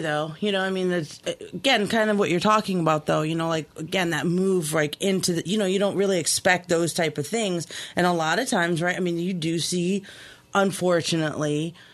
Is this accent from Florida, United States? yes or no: yes; Key West, Florida, United States; moved away; I grew up in Key West, Florida, um, little Cuba